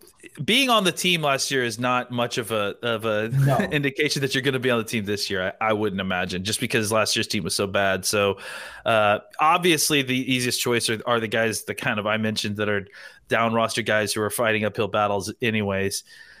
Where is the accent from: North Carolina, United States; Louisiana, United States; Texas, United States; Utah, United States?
Texas, United States; I was born and raised in Texas.